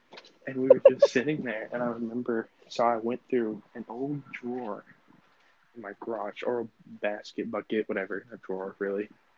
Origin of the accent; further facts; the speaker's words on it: Las Vegas, Nevada, United States; I was born in Vegas, but, like, we would always go to Cali because most of my family lives there.